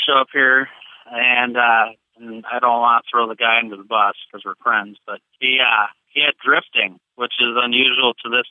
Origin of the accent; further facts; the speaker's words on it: Minnesota, United States; I'm from Minnesota